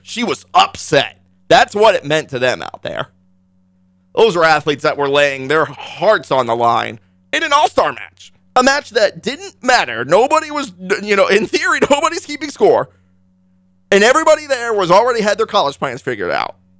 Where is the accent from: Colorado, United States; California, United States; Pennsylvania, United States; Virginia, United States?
Virginia, United States; Northern; also born or lived in Hawaii / Junction City, Kansas (father's family); now in Kansas, United States; I moved from Hawaii to Washington, D C, to Northern Virginia